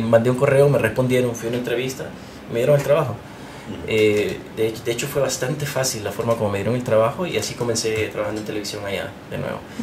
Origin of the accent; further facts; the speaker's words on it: Honduras; moved away as an adult; now in United States; Yo soy hondureño